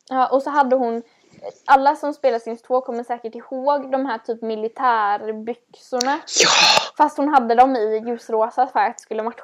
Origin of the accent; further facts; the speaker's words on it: West Coast, Sweden; vi på västkusten